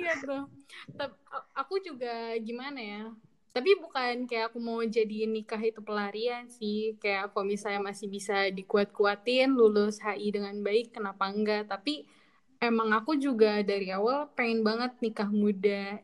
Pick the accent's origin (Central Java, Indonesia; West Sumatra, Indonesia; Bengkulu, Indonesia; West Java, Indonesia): West Java, Indonesia; Bekasi; moved away as an adult; now in Jember, Indonesia; Aku dari Bekasi